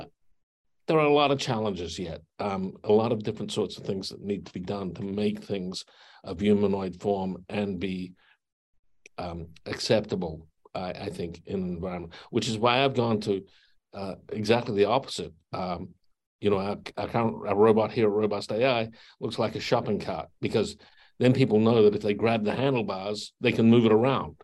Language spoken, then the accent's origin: English; Adelaide, South Australia, Australia; moved away; When I grew up in Adelaide, South Australia